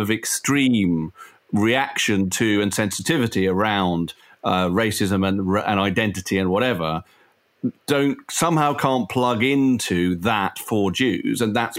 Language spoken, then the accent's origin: English; United Kingdom; It's racist to assume that I, as a British Jew, have any real kind of more emotional connection with a place